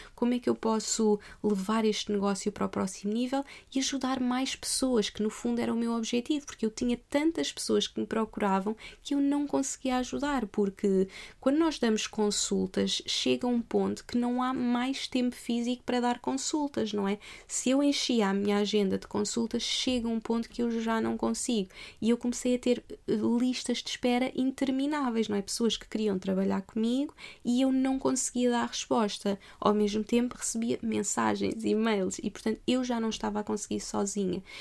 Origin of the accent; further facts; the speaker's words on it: Portugal; moved away as an adult; also born or lived in Australia; Eu eu não nasci em Portugal à toa.